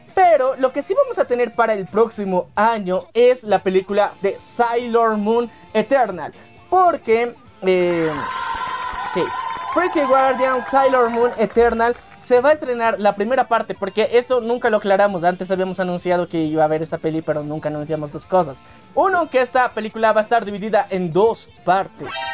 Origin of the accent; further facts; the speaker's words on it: Bolivia; en nuestro país, que somos de Bolivia